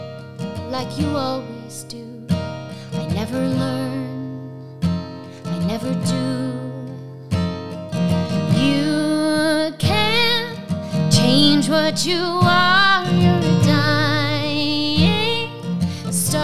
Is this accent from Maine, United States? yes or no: yes; Maine, United States; moved away as an adult; also born or lived in upstate New York / California; now in Ann Arbor, United States; I was born in Maine, but then right after I was born, my parents left